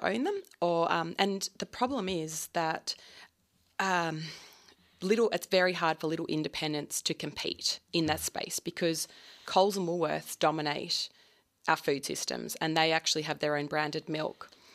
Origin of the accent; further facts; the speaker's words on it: Lakes Entrance, Victoria, Australia; I grew up on Lakes Entrance, and my dad always believed that dairy farmers didn't get paid enough